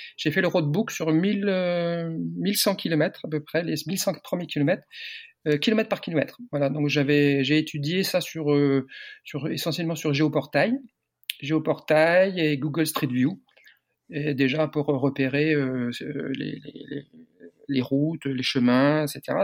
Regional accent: Landerneau, Brittany, France; moved away as an adult; now in Perpignan, France; je suis breton. Je suis breton du Finistère. Je suis né à Landerneau, Finistère.

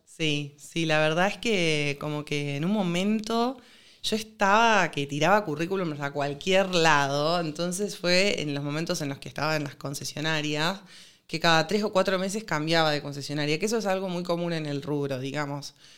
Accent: Rosario, Santa Fe, Argentina; yo soy de Rosario

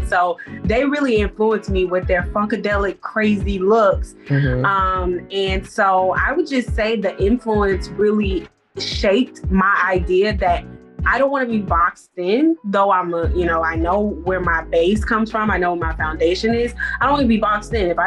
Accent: Atlanta, Georgia, United States; moved away as an adult; now in Providence, United States; I'm originally from Atlanta, Georgia, but I've been living in Providence, Rhode Island for about 6 years now.

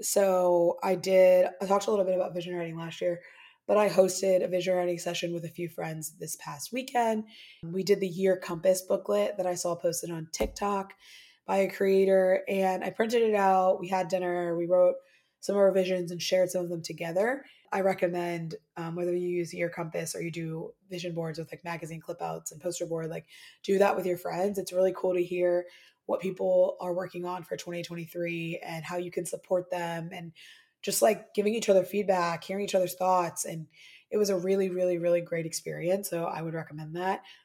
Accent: Midwest, United States; moved away as an adult; I'm originally from the Midwest.

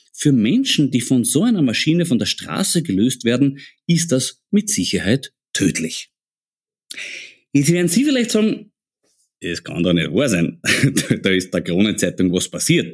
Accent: Austria; bei uns in Österreich

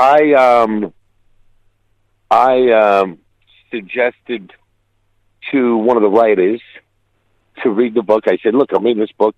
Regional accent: New York City, New York, United States; I grew up in Brooklyn, which is notorious for mobsters

